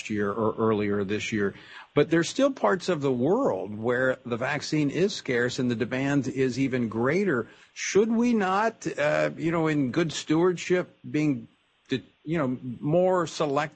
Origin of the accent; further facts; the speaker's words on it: Louisiana, United States; my home state of Louisiana